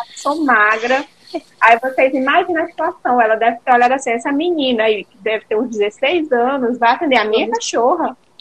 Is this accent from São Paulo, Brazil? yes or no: no; Imperatriz, Maranhão, Brazil; moved away as an adult; now in Belém, Brazil; eu e Diego, nós somos maranhenses, e eu sou de Imperatriz